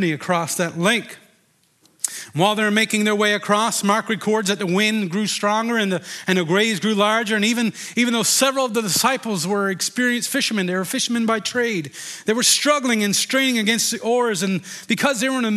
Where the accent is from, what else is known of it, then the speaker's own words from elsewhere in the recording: Deer Lake, Newfoundland and Labrador, Canada; I grew up in Deer Lake, and you know, we used to go on skidoo and go ice fishing many, many times